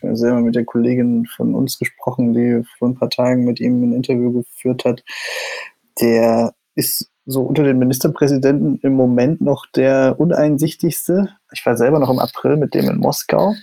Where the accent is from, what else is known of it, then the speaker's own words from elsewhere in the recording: East Germany, Germany; ich bin ja Ostdeutscher und mhm. habe das sozusagen auch in meinem Aufwachsen, in meiner Familie immer erlebt